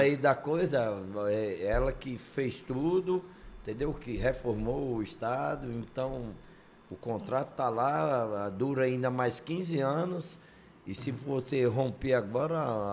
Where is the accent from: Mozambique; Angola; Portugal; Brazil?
Brazil; Mossoró, Rio Grande do Norte; Eu também sou lá do Nordeste, sou lá de Mossoró, Rio Grande do Norte.